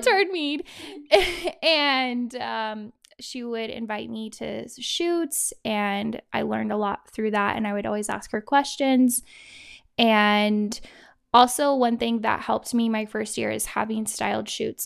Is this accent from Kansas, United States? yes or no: yes; Kansas, United States; moved away as an adult; also born or lived in Idaho; now in Utah, United States; I am originally from Kansas, and I was born and raised there. When I was eighteen, I moved to Idaho.